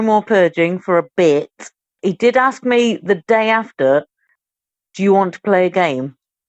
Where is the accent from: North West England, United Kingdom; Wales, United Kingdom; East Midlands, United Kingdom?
East Midlands, United Kingdom; Nottingham; I'm from Nottingham, just so much clearer than the Southern boys.